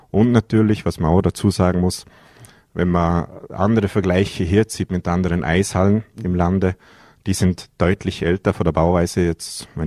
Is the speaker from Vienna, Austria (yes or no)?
no; Vorarlberg, Austria; ich muss jetzt als Bregenzer Wälder, muss ich jetzt sagen, ich bin von der Region ein wenig enttäuscht.